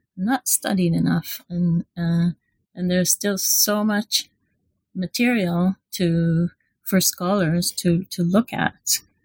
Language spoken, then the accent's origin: English; Israel; moved away as an adult; now in London, United Kingdom; I'm from from Israel, so I did my undergraduate and MA um, in Israel